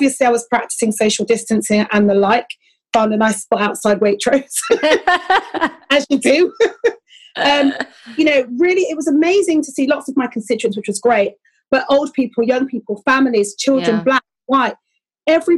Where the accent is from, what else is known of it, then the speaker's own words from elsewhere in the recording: Bristol, South West England, United Kingdom; I grew up in Bristol, okay? So I'm familiar with Colston Hall